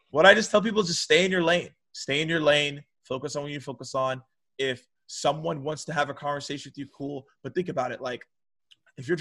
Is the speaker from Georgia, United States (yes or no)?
yes; Atlanta, Georgia, United States; born or raised there